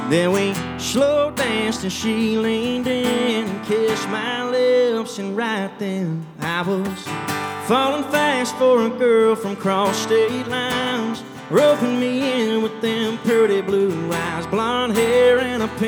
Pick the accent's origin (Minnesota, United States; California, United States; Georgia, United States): Georgia, United States; Savannah; I, uh, I'm from Savannah, Georgia. And uh, it's a long ways from here.